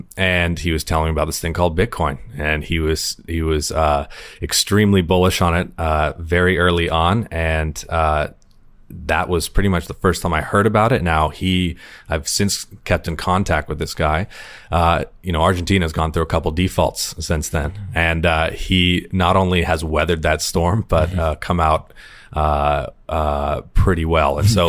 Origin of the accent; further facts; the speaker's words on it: Sonoma Valley, California, United States; I'm from Sonoma Valley, where we had a big migrant worker population